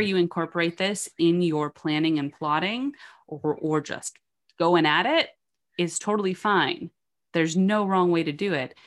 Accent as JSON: {"language": "English", "region": "New York", "country": "United States", "tie": "born or raised there", "said": "I was raised in New York."}